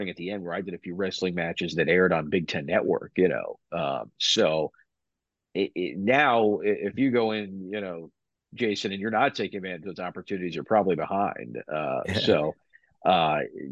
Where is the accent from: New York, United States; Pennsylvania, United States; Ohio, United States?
New York, United States; Long Island; moved away as an adult; now in Binghamton, United States; growing up in Long Island, a lot of my friends went to SUNY Binghamton